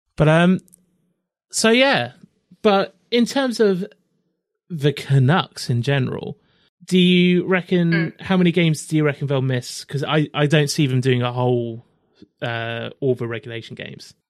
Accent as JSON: {"language": "English", "region": "England", "country": "United Kingdom", "said": "I am living in England. I'm from England"}